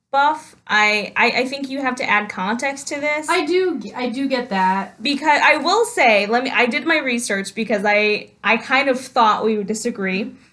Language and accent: English; New York, United States; I'm from New York.